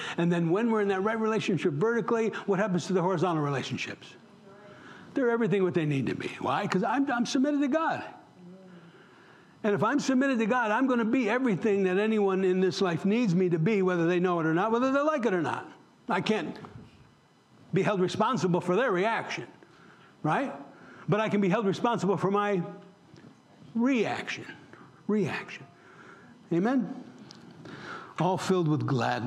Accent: New York, United States; moved away as an adult; in New York, where I come from

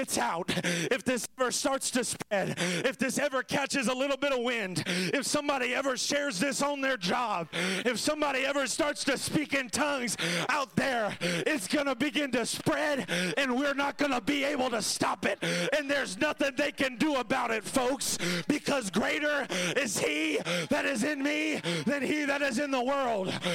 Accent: Florida, United States; I'm from Florida

